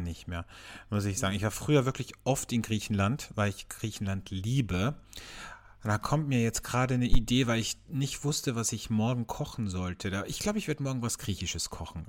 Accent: Vienna, Austria; bei uns in Wien

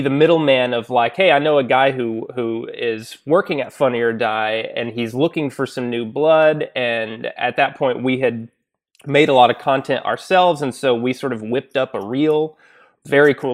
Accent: Little Rock, Arkansas, United States; moved away as an adult; also born or lived in Chicago; now in Los Angeles, United States; I'm originally from Little Rock, Arkansas

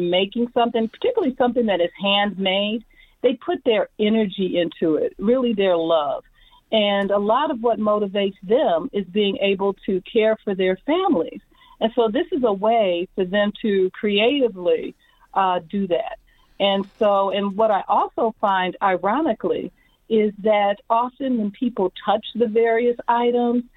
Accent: Midwest, United States; When you're from the Midwest, going into New York is a big shock to your system

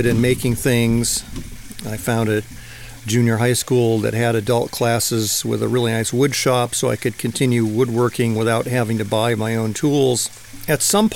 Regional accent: Rochester, Michigan, United States; now in Angeles National Forest, United States; I grew up in Rochester, Michigan, which is about half an hour north of Detroit

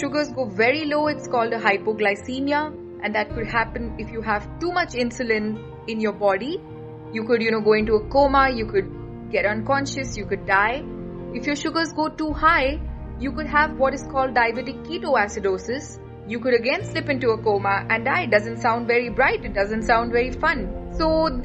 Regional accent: Mumbai and Pune, Maharashtra, India; I am from Mumbai and Pune.

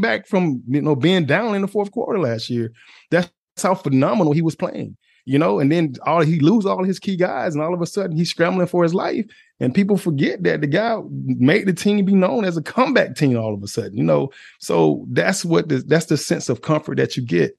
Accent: Atlanta, Georgia, United States; I'm, I'm Atlanta. I'm from Atlanta

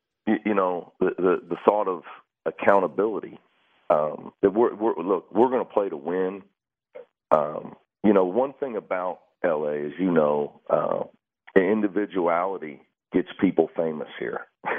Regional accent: Coleraine, Northern Ireland, United Kingdom; now in Los Angeles, United States; You know, I grew up in Coleraine, man.

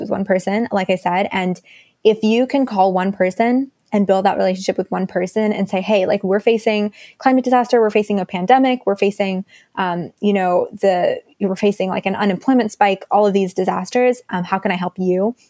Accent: Dallas, Texas, United States; also born or lived in India; I'm from Dallas, Texas

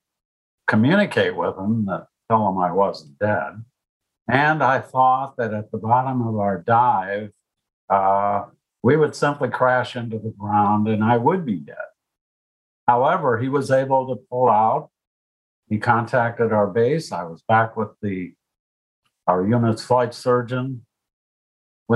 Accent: United States; I lived my whole life growing up in the United States in the 50s with nice parents and a good middle-class life.

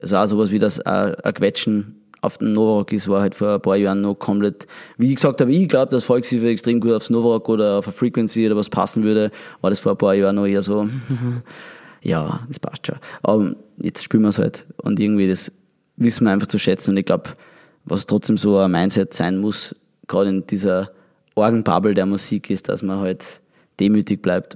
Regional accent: Austria; bei uns in Österreich

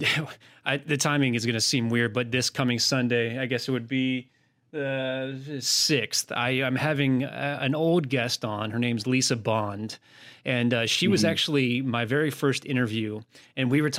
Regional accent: United States; I'm American

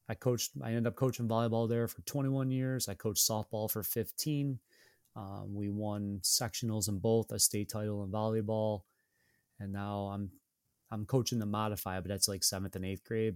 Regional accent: Syracuse, New York, United States; born and raised in Syracuse

